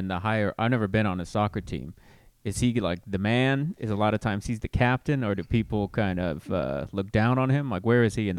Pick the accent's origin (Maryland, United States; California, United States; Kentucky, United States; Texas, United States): California, United States; Riverside; also born or lived in Fresno, California; I grew up in Riverside, California.